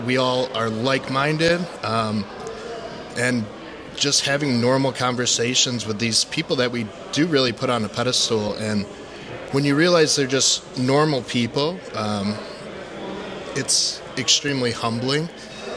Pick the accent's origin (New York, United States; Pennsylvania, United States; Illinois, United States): Illinois, United States; Chicago; We are from the Chicago area, northwest suburbs.